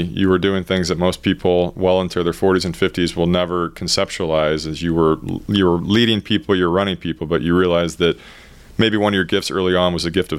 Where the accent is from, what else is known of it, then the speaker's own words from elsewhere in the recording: Corpus Christi, Texas, United States; I'm from Corpus Christi.